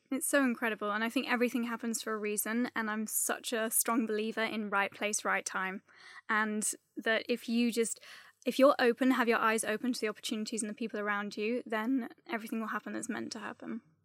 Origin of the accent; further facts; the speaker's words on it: Gloucester, South West England, United Kingdom; now in London, United Kingdom; I grew up in a town called Gloucester